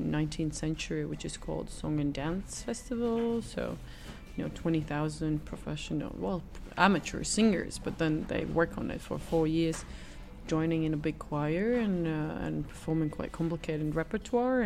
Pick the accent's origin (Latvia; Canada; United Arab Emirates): Latvia; Riga; also born or lived in London / New York; it's my hometown.